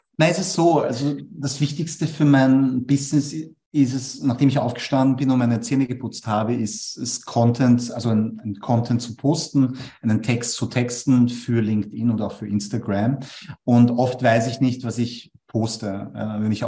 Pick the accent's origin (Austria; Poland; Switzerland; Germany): Austria; Vienna; Ich bin aber in Wien geboren und aufgewachsen